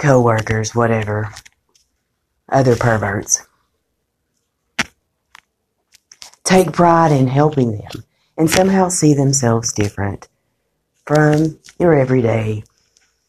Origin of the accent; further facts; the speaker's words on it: United States; I'm an American